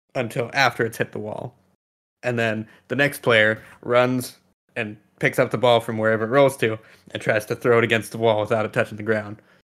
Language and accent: English; California, United States; I'm also from California